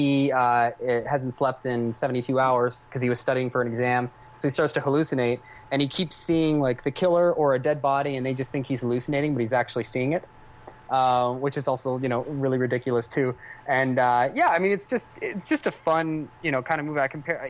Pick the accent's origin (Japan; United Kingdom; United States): United Kingdom; Cambridge, East of England; we're going to shoot it all in my hometown in Cambridge